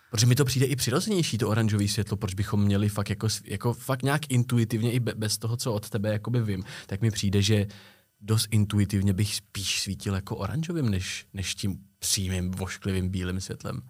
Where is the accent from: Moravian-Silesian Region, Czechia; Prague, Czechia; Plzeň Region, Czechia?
Prague, Czechia; My jsme oba z Prahy, oba žijeme v centru Prahy víceméně